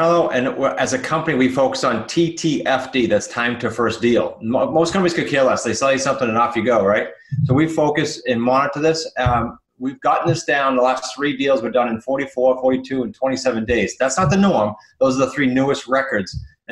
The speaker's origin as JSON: {"language": "English", "region": "New England", "country": "United States", "said": "we're from New England"}